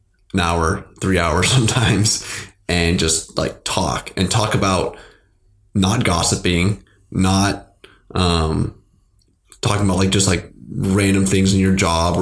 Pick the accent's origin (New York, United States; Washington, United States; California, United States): Washington, United States; Seattle; born and raised in Seattle